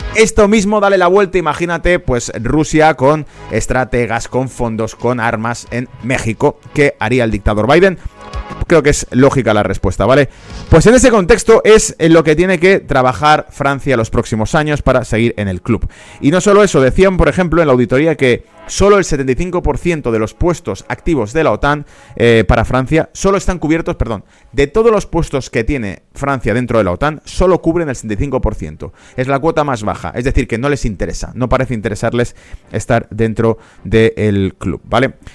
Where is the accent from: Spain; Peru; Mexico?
Spain; como español